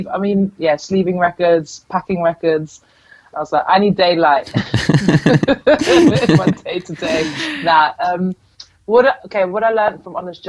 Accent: Amsterdam, North Holland, Netherlands; moved away; I'm originally from Amsterdam

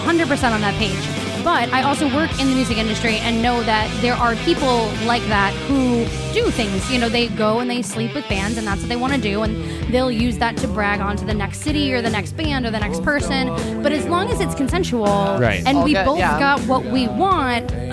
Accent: Suffolk County, Long Island, New York, United States; accent: Long Island; moved away as an adult; also born or lived in Fredonia, New York; now in Los Angeles, United States; My Long Island accent is not good, and I'm from there. But I grew up in Suffolk

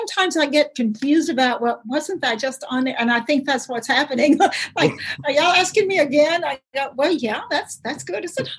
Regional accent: Willisville, United States; it made growing up in Willisville for me

